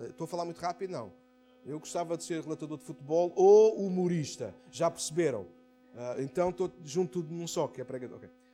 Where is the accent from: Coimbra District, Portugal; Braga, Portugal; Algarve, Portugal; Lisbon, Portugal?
Lisbon, Portugal; Amadora; na Brandoa, no maior bairro onde se da Europa, foi onde eu nasci, a minha terra natal